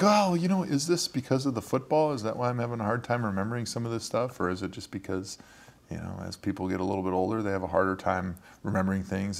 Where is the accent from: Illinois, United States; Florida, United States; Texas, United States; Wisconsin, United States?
Wisconsin, United States; Brookfield; I grew up in Brookfield